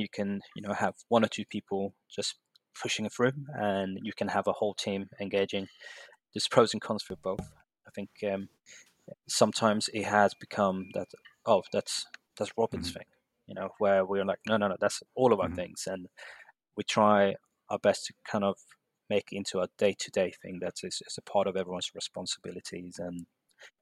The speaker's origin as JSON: {"language": "English", "country": "Sweden", "tie": "born or raised there", "moved": "as an adult", "lives_now": "London, United Kingdom", "said": "I'm in London at the moment, and but I'm actually born and raised in Sweden"}